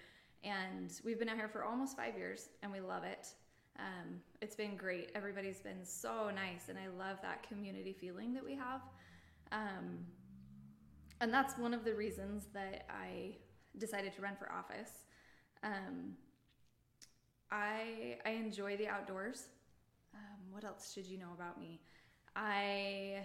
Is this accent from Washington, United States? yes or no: yes; West Richland, Washington, United States; also born or lived in Portland, Oregon; I grew up in the Tri-Cities. I grew up on the edge of West Richland